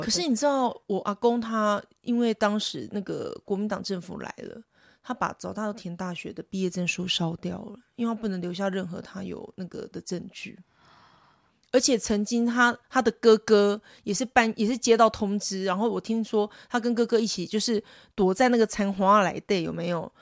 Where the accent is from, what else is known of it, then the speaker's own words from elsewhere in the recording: Taiwan; first language Taiwanese Hokkien; Chinese is a second language; 像我是真的是一个全台语的环境，我连幼儿园大家都讲台语耶